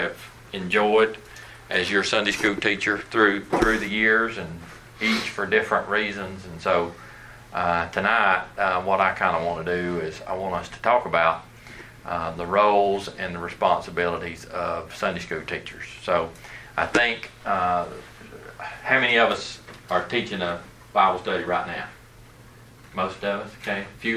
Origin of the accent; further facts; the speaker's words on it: Dalton, Georgia, United States; also born or lived in Snellville, Georgia; I am originally from North Georgia, Dalton area